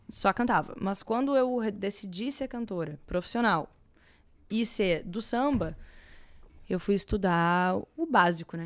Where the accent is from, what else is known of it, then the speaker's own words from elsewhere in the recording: Porto Alegre, Rio Grande do Sul, Brazil; Sou gaúcha de Porto Alegre